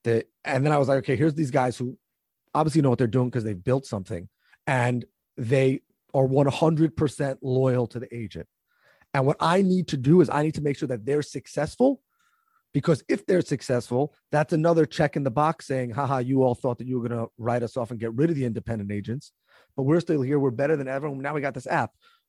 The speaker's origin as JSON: {"language": "English", "region": "New York", "country": "United States", "said": "First of all, I just want to say, as a New Yorker, I wasn't going to ruin your intro"}